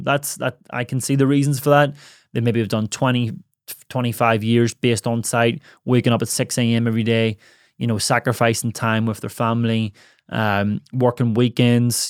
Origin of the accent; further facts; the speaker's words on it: Ireland; moved away; my hometown in Ireland